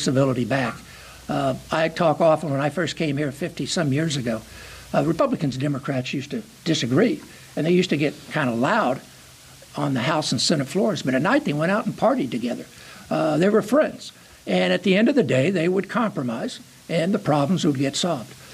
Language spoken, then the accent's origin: English; Charleston, Illinois, United States; I grew up in Charleston, Illinois